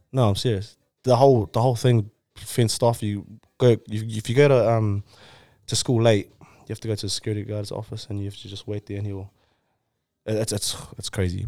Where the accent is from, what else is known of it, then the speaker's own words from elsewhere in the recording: Samoa; Samoan, born in Samoa